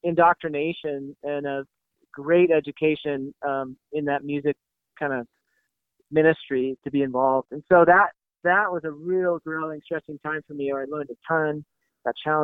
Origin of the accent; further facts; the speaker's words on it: Washington, United States; also born or lived in Portland, Oregon / Eastside Seattle, Washington; I grew up in the Pacific Northwest, the son of a pastor of small town church, and, you know, born in Portland, raised in kind of rural Washington State